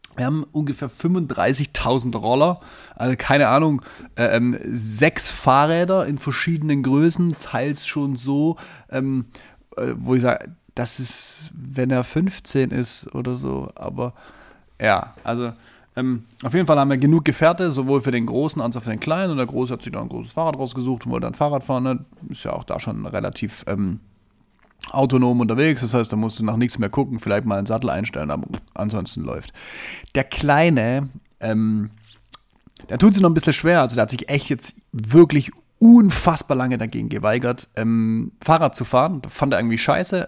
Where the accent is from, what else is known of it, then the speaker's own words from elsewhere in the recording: Southern Germany, Germany; moved away; ich komme ja ursprünglich ähm, aus dem Süden von Deutschland